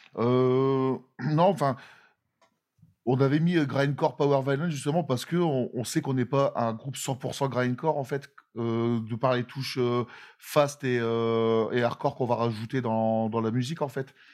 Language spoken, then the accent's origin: French; near Lille, Hauts-de-France, France; on est euh, de France, du nord de la France, à côté de Lille